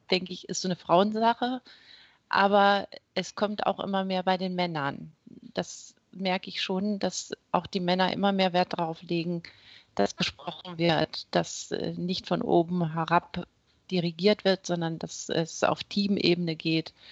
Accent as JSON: {"language": "German", "town": "Wittmund", "region": "Lower Saxony", "country": "Germany", "tie": "born or raised there", "also_born_or_lived": "Esens", "said": "Ja, ich bin Ostfriesin. Ich komme aus Wittmund, da bin ich geboren und äh, so mit 13 sind wir dann nach Esens gezogen ist auch aus Friesland. Also ich bin geboren und aufgewachsen in Ostfriesland."}